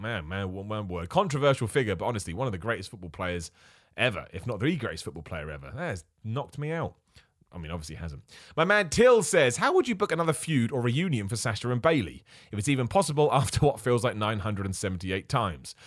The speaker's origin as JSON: {"language": "English", "country": "United Kingdom", "said": "I'm British, right? I'm a British wrestler"}